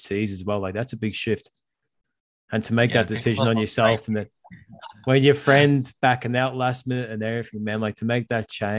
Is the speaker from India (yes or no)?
no; Liverpool, North West England, United Kingdom; accent: Scouse; now in Australia; I'm from Liverpool